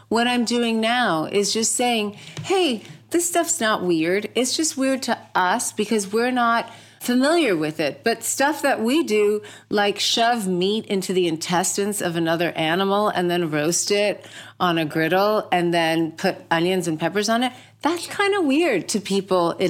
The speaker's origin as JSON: {"language": "English", "country": "United States", "tie": "born or raised there", "said": "I was born here, yeah. Yeah. So this is something I got sent back every summer to India. So I actually like during school years I spent 25% of my time still in India. So like I still speak Tamil"}